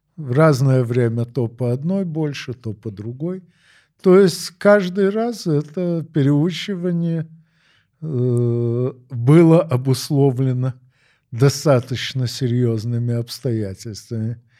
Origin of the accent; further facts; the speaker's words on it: Odesa, Odesa Oblast, Ukraine; moved away as an adult; now in Moscow, Russia; Я родился в Одессе 9 декабря 1952 года. Ну, а с 6 сентября 1995 работаю в Москве.